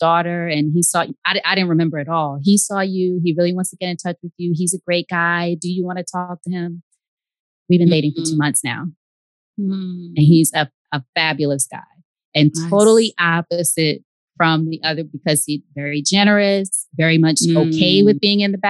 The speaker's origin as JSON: {"language": "English", "region": "New York", "country": "United States", "moved": "yes", "lives_now": "Georgia, United States", "said": "I'm from New York. He's from New York. We're both here in Georgia."}